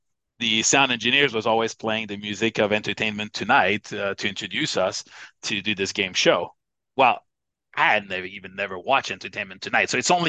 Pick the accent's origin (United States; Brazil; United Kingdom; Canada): Canada; Obviously, one of the issues was, well, I'm Canadian and she's American, and we assumed that we were probably going to work in the U.S.